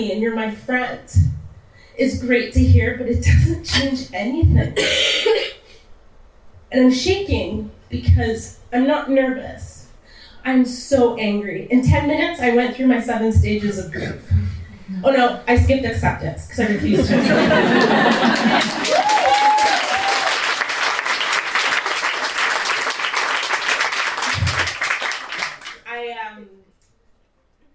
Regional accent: Canada; also born or lived in Texas; I grew up in Canada, I grew up in a white neighborhood

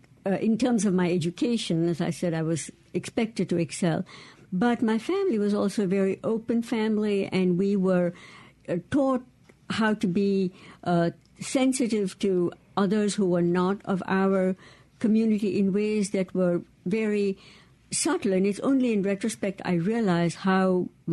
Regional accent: Bangalore, Karnataka, India; moved away as an adult; now in Mississippi, United States; I'm from Bangalore, India

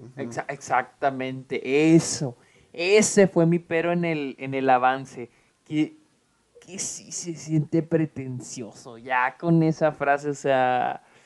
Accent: Mexico; moved away as an adult; now in United States; soy, mexicano, 100% mexicano

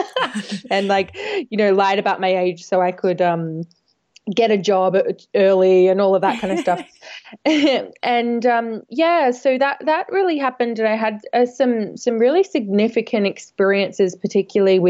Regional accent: Australia; moved away as an adult; now in London, United Kingdom; I'm from Australia originally. I've lived over in London about 10 years now, maybe a bit longer now

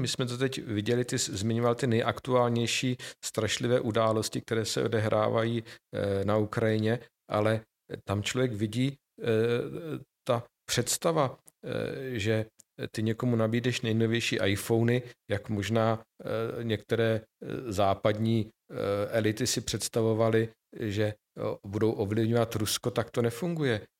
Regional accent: Nové Město na Moravě, Vysočina Region, Czechia; moved away; also born or lived in Brno; já jsem člověk, který vyrostl spíše v malých poměrech, v malém městě, i když kulturním centru Vysočiny, já jsem z Nového města na Moravě

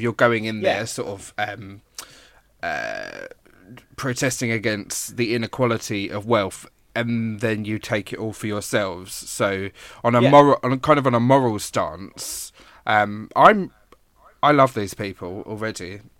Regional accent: East of England, United Kingdom; I'm from Hertfordshire, so Essex borders us

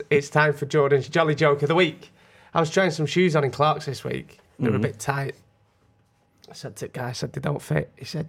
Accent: United Kingdom; We're British.

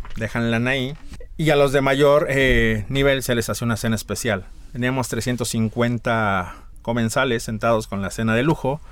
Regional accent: Mexico City, Mexico; also born or lived in Tlaxcala; now in San Miguel de Allende, Mexico; Nací en Ciudad de México, pero he dicho que me nacionalice tlaxcalteca

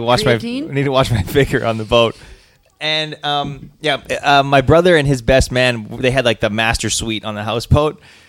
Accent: Alberta, Canada; I grew up in Alberta

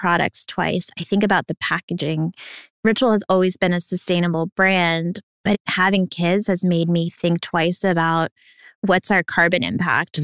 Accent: New York, United States; also born or lived in Ukraine; I was a refugee from Ukraine, moved here to New York, where we are right now

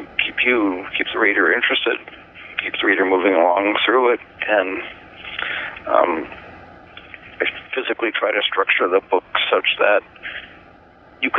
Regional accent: Chicago, Illinois, United States; I'm not from Detroit, but I'm from the Chicago area, and so I'm a Midwestern native

